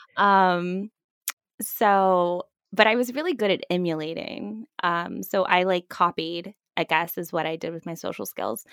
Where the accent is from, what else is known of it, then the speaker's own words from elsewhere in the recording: Fort Myers, Florida, United States; moved away; also born or lived in Vancouver, Canada / Toronto, Canada; I grew up in Fort Myers, Florida, uh, which is, for those of you who haven't been to that part of Florida, it is the South.